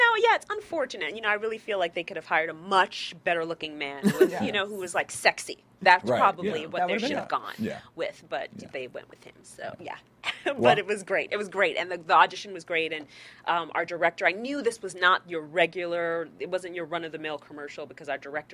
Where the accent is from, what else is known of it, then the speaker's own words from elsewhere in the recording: New York, United States; We're both from New York. I mean, we used to dance together.